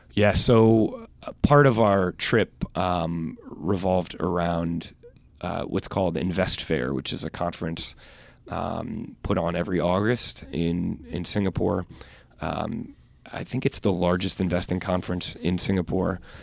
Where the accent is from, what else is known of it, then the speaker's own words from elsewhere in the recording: United States; as an American